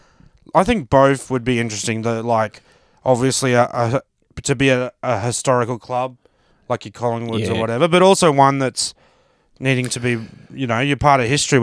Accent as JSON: {"language": "English", "town": "Brisbane", "region": "Queensland", "country": "Australia", "tie": "born or raised there", "also_born_or_lived": "Melbourne", "moved": "yes", "said": "I grew up in Brisbane"}